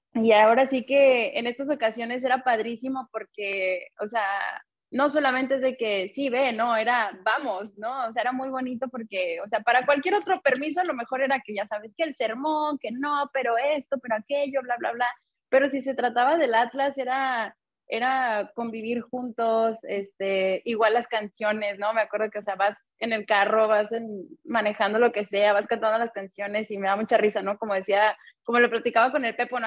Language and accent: Spanish; Guadalajara, Jalisco, Mexico; now in Los Angeles, United States; crecimos en Guadalajara también, yendo al estadio cada 15 días